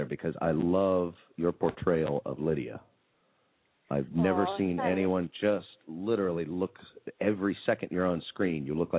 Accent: Albuquerque, New Mexico, United States; moved away as an adult; now in San Diego, United States; myself and my co-host, MarkE here, are actually both from Albuquerque.

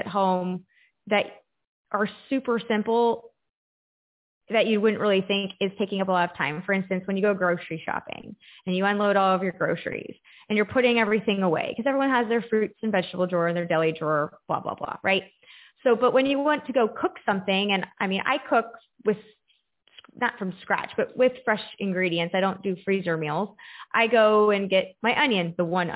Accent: Texas, United States; moved away as an adult; also born or lived in Florida; I went off on my own and lived by myself in Florida and went to college because I grew up in Texas

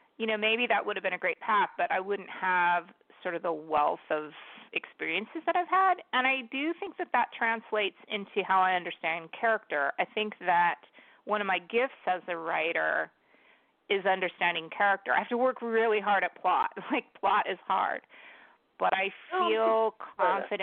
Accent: San Diego, California, United States; also born or lived in Bogota, Colombia; now in Washington State, United States; I grew up in San Diego

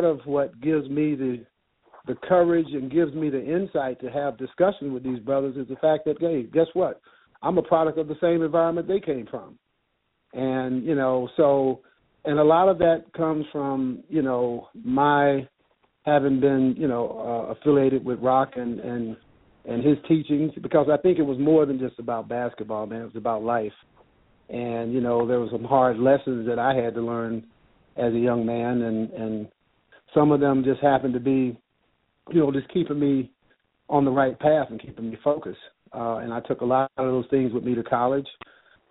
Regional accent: Chicago, Illinois, United States; growing up in Chicago, product of a single parent household run by a woman

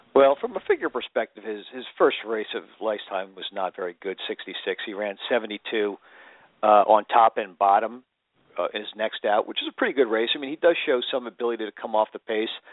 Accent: Seattle, Washington, United States; I'm from Seattle

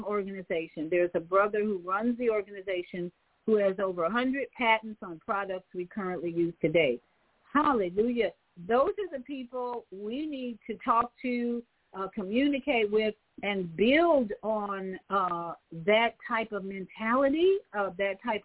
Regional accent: Chicago, Illinois, United States; now in Florida, United States; I grew up in Chicago.

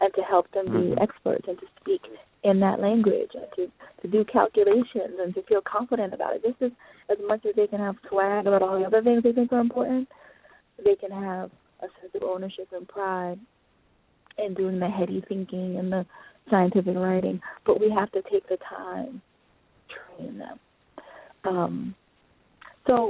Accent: United States; I'm declared an African, born and raised in America

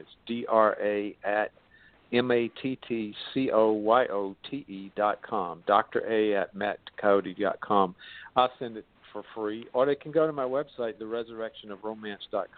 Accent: the South, United States; accent: southern; that's my southern accent

